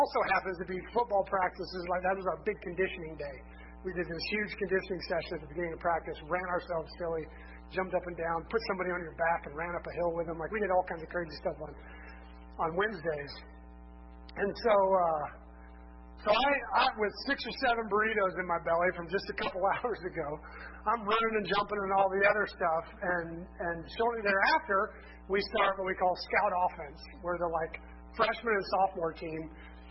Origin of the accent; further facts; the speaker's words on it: Lansing, Kansas, United States; I grew up in Lansing, Kansas, which is not that far from here.